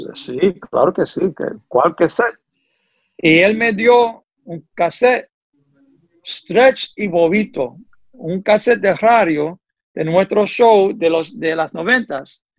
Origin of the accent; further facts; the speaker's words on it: New York, United States; Spanish is a second language; also born or lived in Philadelphia / Connecticut / Washington; nací aquí en Nueva York y suerte de que yo nací boricua